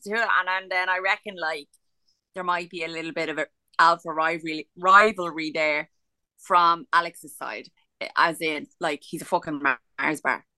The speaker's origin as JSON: {"language": "English", "country": "Ireland", "said": "We're Irish."}